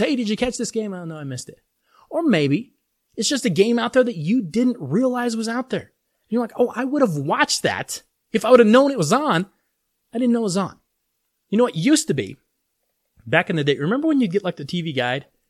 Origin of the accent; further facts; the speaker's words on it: Denver, Colorado, United States; my hometown Denver Broncos